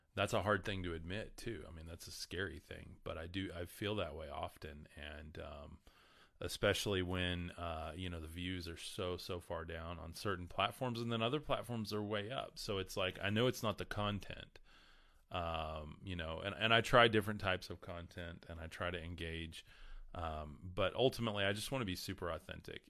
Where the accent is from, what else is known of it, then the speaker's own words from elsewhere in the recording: the Bible Belt, United States; We are in the middle of the Bible Belt here